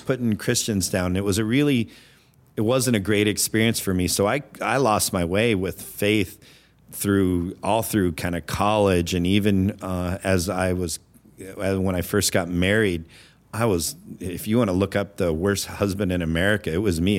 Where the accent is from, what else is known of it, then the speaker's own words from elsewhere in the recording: Anchorage, Alaska, United States; moved away as an adult; also born or lived in Phoenix, Arizona / Homer, Alaska / New York; now in Minnesota, United States; I was born in Phoenix and my parents, the oil boom at that time was going on in Alaska. So we packed up. I think I was two, uh, left Phoenix, Arizona, and headed to Anchorage, Alaska